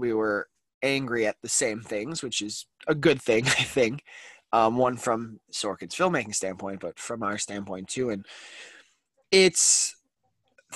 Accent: Chicago, Illinois, United States; me growing up in Chicago

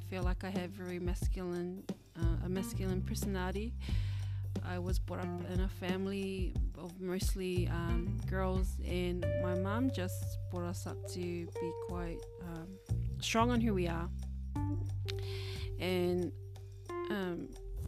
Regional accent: Auckland, New Zealand; I come from a Labour voting family, and I come from South Auckland

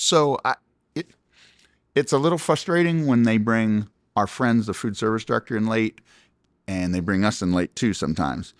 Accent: Pickerington, Ohio, United States; moved away; We were just in my hometown of Pickerington, Ohio

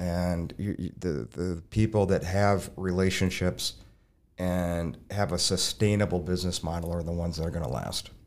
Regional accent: Burnsville, Minnesota, United States; I'm originally from Burnsville

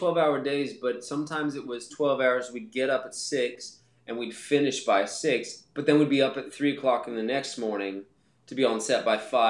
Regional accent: Colorado, United States; now in Hamilton, United States; No, I'm from Colorado originally.

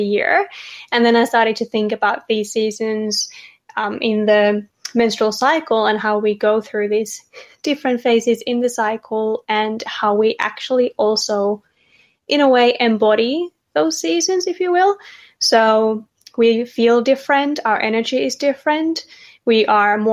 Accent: Finland; moved away as an adult; now in Australia; I'm originally from Finland, if you can hear an accent. I've lived in Australia for 3 years.

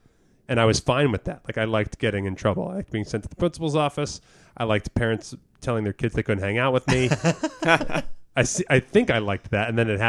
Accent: New Jersey, United States; growing up in Jersey.

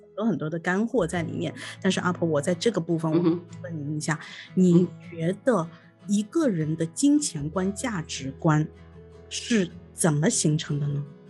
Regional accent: Shanghai, China; 我们上海人说

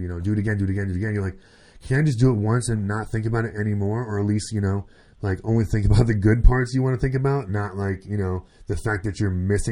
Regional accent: Orlando, Florida, United States; now in New York, United States; we're from Orlando and now live in New York

